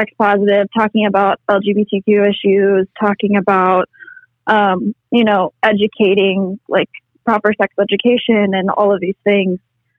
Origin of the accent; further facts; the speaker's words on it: Tennessee, United States; And I grew up in the South, in Tennessee, going to church, a Christian school all 13 years of my life.